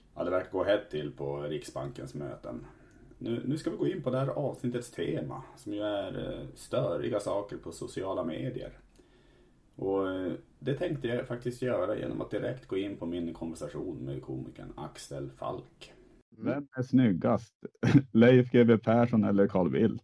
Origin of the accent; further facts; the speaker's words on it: Sweden; vi svenskar